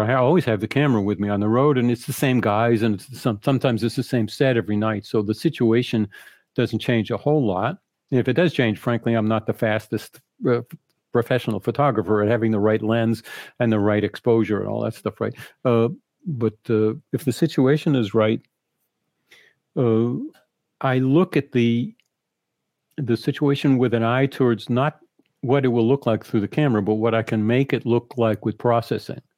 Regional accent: Boston, Massachusetts, United States; moved away; also born or lived in Rochester / New York; I'm from Boston, so I went home to my parents

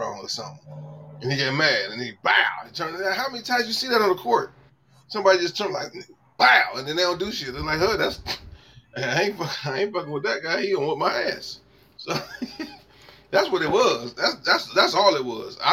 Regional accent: Cleveland, Ohio, United States; I claim St. Clair. I'm off St. Clair. I claim the West 28 Project, and I'm from the West 28 Project.

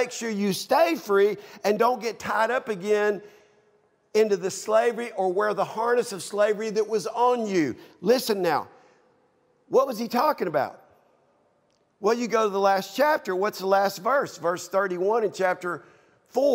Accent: United States

